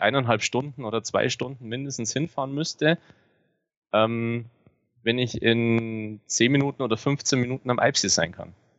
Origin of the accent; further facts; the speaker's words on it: Grainau, Bavaria, Germany; Ich bin ähm, geboren am Fuße der Zugspitze in den Bayerischen Alpen und lebe seit meiner Geburt hier ähm, war nur während dem Studium mal weg